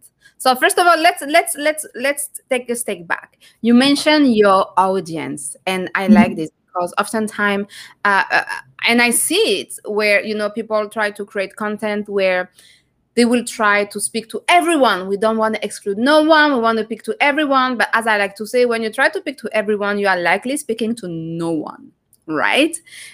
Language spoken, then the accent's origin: English; France; now in Canada; I'm from France too